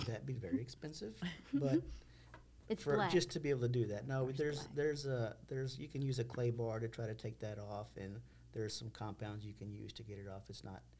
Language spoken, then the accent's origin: English; Texas City, Texas, United States; We're both from Texas City, born and raised. We have our kids here in Texas City.